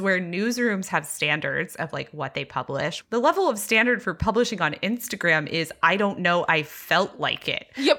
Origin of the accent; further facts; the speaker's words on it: Texas, United States; I grew up very evangelical in Texas